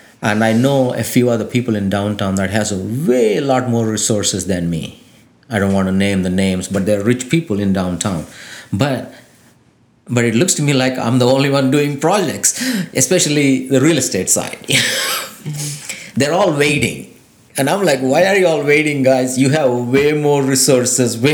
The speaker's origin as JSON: {"language": "English", "country": "India", "moved": "yes", "lives_now": "Lafayette, United States", "said": "I came from India"}